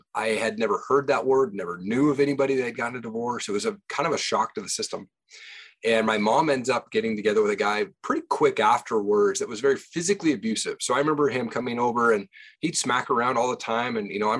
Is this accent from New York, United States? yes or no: no; Tri-Cities, Washington, United States; moved away as an adult; also born or lived in Seattle, Washington; now in Idaho, United States; Yeah, I grew up in Tri-Cities, Washington.